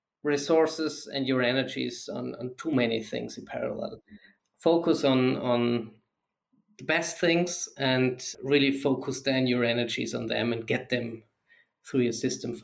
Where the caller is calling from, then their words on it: Dornbirn, Vorarlberg, Austria; I'm joining here from Austria, mm-hmm. in the very western part. It's near Lake of Constance in Dornbirn.